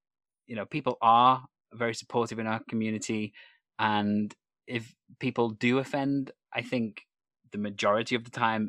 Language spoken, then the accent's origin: English; Wales, United Kingdom; So a lot of people listening to this perhaps won't know that I'm Welsh, because I do not have a Welsh accent at all. I do not sound Welsh, but I am Welsh. I'm from North Wales